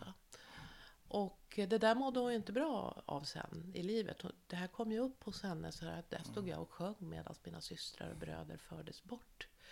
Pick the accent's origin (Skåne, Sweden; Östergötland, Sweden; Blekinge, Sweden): Östergötland, Sweden; Norrköping; now in Stockholm County, Sweden; jag är född 1960 i Norrköping